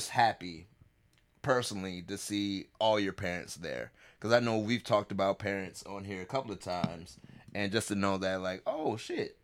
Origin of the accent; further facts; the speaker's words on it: the South, United States; As a Southerner